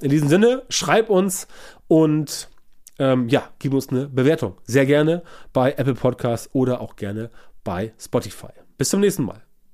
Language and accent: German; Hamburg, Germany; bei uns in Hamburg hier